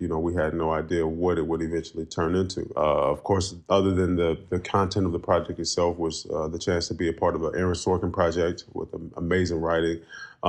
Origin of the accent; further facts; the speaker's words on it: Oakland, California, United States; I grew up in Oakland, California, not even a mile away from DeFermi Park